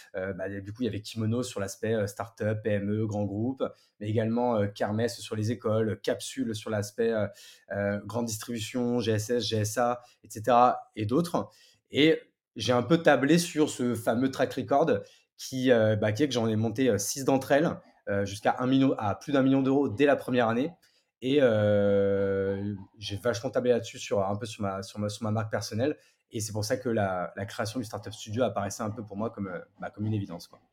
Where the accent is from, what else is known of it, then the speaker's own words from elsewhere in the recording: Marne, Champagne-Ardenne, Grand Est, France; moved away as an adult; also born or lived in Paris; now in Bordeaux, France; je suis parisien de, de, naissance même si j'ai vécu grande partie de mon adolescence même jusqu'au bac à la campagne